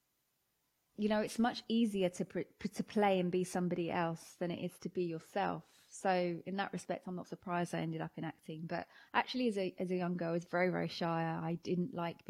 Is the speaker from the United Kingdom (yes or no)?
yes; Watford, East of England, United Kingdom; I grew up in Hertfordshire. I mean, in Watford, Hertfordshire specifically.